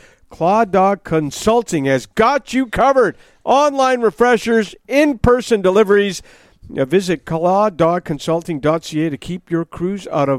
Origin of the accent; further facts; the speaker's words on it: Buffalo, New York, United States; I really liked him a lot growing up in Buffalo, the great years there.